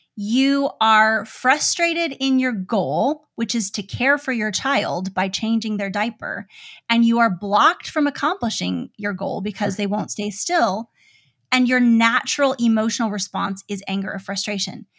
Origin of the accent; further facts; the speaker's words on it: United States; As an American parent